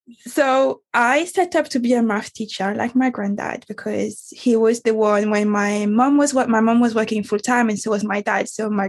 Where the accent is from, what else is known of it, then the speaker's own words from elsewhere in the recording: Guadeloupe; moved away as an adult; also born or lived in Paris; I moved from Guadeloupe, which is my island, best island on earth.